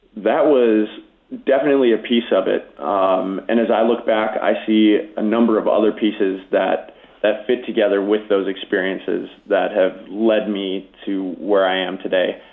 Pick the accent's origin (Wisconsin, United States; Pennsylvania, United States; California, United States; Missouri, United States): Wisconsin, United States; Grafton; the Lutheran Church in my hometown of Grafton, Wisconsin